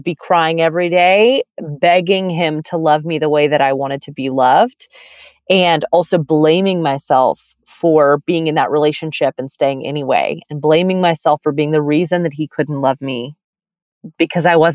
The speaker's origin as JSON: {"language": "English", "town": "Birmingham", "region": "Alabama", "country": "United States", "tie": "born or raised there", "also_born_or_lived": "San Francisco", "moved": "yes", "lives_now": "New York City, United States", "said": "I grew up in Birmingham, Alabama, right? So it was a very deep South context"}